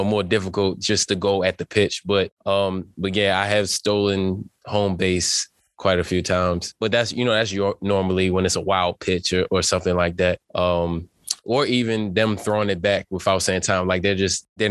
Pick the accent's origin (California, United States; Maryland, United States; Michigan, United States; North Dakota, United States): Maryland, United States; Baltimore; moved away; also born or lived in Green Bay; growing up in Baltimore, it was the Ravens.